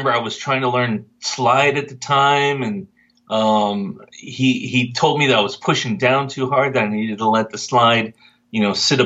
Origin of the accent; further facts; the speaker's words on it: Dripping Springs, Texas, United States; I grew up in Dripping Springs, right outside of Austin, which back in my day was a very small town